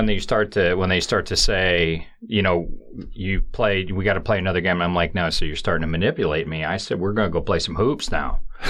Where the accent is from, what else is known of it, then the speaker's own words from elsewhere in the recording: Rome City, Indiana, United States; I was from Northern Indiana originally.